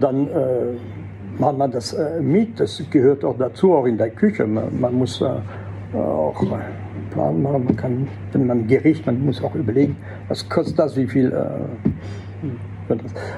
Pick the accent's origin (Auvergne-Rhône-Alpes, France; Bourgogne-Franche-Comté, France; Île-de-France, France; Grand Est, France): Grand Est, France; Alsace; first language French; German is a second language; moved away as an adult; also born or lived in Fribourg, Switzerland / Salzburg, Austria; als französische Muttersprache, weil ich bin vielleicht im Elsass geboren, habe nie das Dialekt kennengelernt. Meine Eltern stammen aus Nord- und Mittelfrankreich